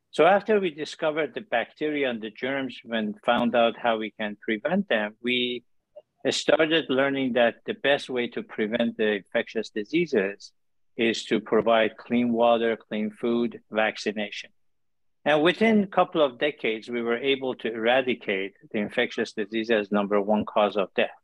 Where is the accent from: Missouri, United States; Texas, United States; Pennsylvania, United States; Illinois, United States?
Illinois, United States; Chicago; moved away; also born or lived in Iran / Colorado / Cleveland; I was born in Iran, immigrated here with my family, raised in Chicago